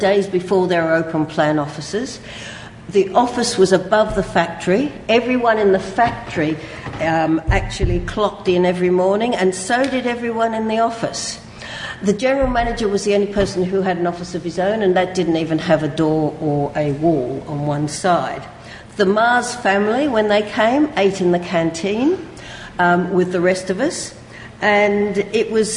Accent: Australia; accent: Australian; moved away as an adult; now in London, United Kingdom; as you can hear from my accent, some of you, I'm Australian, despite the fact that I've lived here since I did my LSE degree, I haven't lost the accent

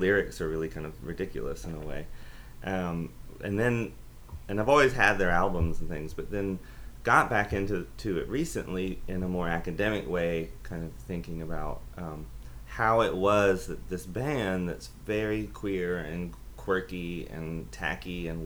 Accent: Aiken, South Carolina, United States; I grew up in Aiken, South Carolina, which is probably like two and a half hours from Athens

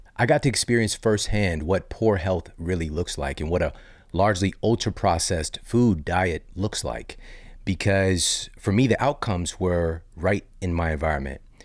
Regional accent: Midwest, United States; also born or lived in Saint Louis, Missouri; I live in Saint Louis, Missouri. I'm from the Midwest

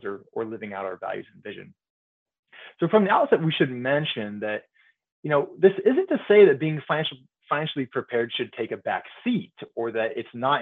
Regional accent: Bay Area, California, United States; moved away as an adult; also born or lived in Provo, Utah / Dallas, Texas; now in Central Illinois, United States; I grew up in the Bay Area, California.

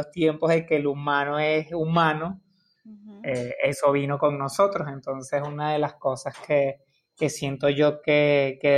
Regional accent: Caracas, Capital District, Venezuela; como buen latino, como buen caraqueño.

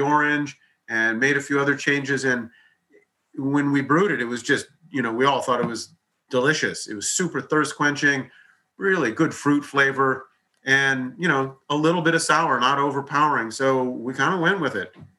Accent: Hawaii, United States; moved away; I grew up in Hawaii

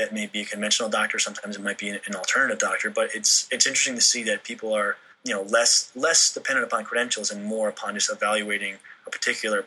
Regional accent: New England, United States; moved away; I grew up in New England

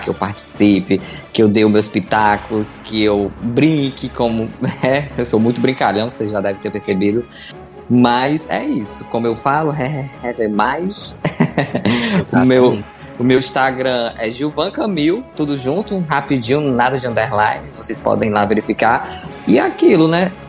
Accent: Mexico; Portuguese is a second language; moved away as an adult; now in Brazil; no meu país de origem, né, do México, eu sou mexicano, mas eu vim pro Brasil há, há, uns 12 anos, mais ou menos

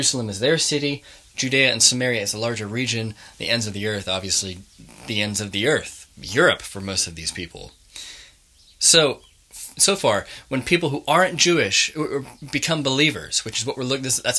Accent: Manchester, North West England, United Kingdom; being a Mancunian. We're very proud

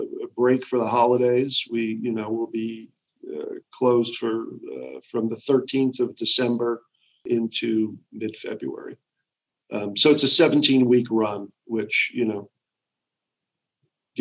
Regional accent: New York, United States; I grew up in New York

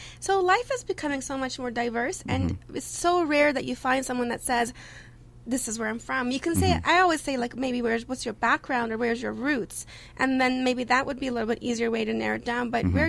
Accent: Toronto, Ontario, Canada; also born or lived in Iran / Turkey; now in Halifax, Canada; I was born in Iran. When I was 2, I left and went to Turkey, and then when I was 10, I came to Canada. And up to a few years ago, I pretty much did see myself mostly just Canadian, because I grew up here.

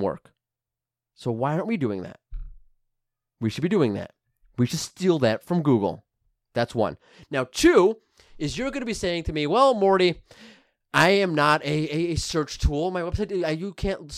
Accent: New York, United States; I'm from New York.

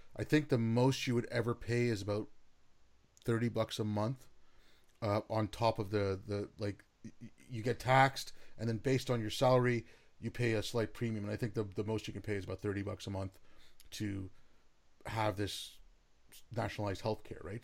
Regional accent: Canada; I'm in Canada. I'm a Canuck, right? I, I, I'm not, I'm not American.

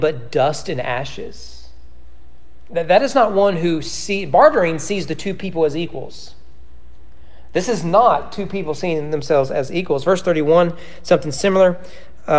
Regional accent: United States; As an American

